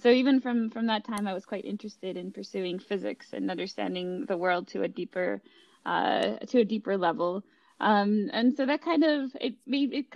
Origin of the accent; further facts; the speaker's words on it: Minnesota, United States; moved away as an adult; also born or lived in upstate New York / El Segundo, California; now in Princeton, United States; I grew up in Minnesota